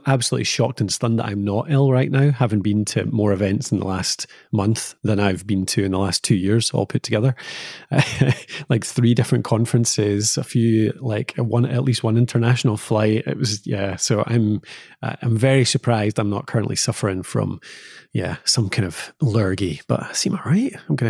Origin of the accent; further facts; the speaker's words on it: Scotland, United Kingdom; It's what we have to do as Scottish people. Like, yeah, our summers are so short